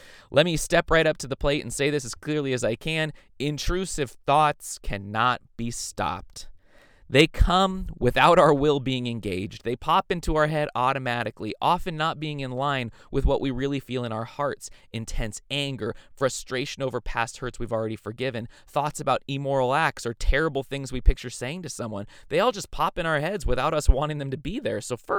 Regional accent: Ireland; Sorry, I'm Irish. I use meat and potatoes metaphors.

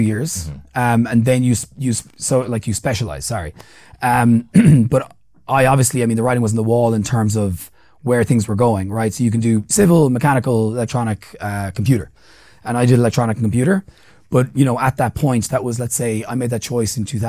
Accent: County Clare, Munster, Ireland; moved away as an adult; also born or lived in Limerick, Ireland; now in Kenya; I was born in County Clare in Ireland. So it's on the West Coast.

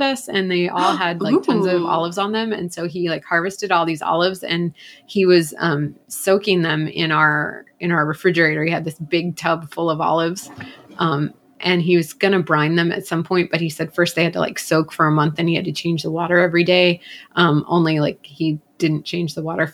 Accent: Atlanta, Georgia, United States; I grew up in Atlanta, which is Coke capital.

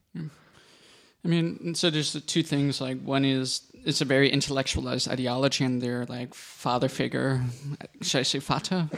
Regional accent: United States; now in Berlin, Germany; I'm an American Jew, half of my family's from Netherlands

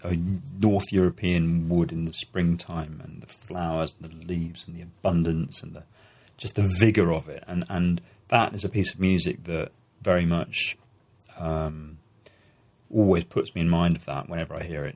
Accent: Germany; now in Belgium; I'm a German who lives in Belgium

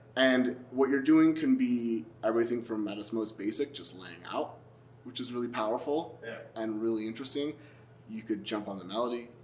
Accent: Montreal, Quebec, Canada; I grew up in Montreal, which has this big jazz fest

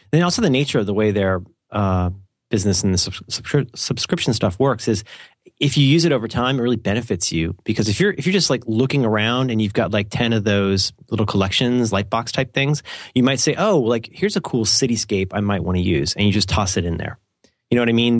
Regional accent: United States; I'm an American

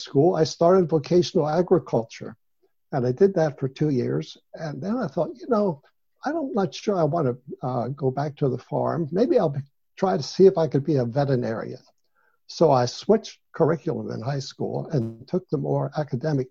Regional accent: York County, Pennsylvania, United States; moved away as an adult; also born or lived in Nazareth, Israel; I was born in York County. I was the youngest of seven children in our family. I grew up on a farm

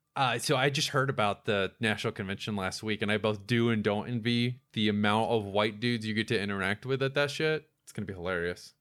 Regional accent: Florida, United States; moved away; growing up in Florida.

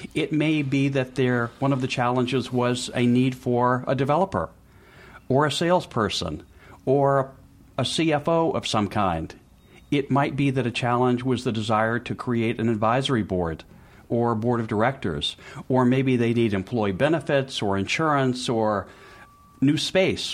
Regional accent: Memphis, Tennessee, United States; moved away as an adult; now in Boston, United States; I was born in Memphis, Tennessee

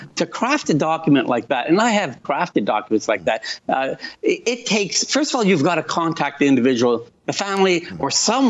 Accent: Italy; moved away; I think of my time as an immigrant. I came from Italy.

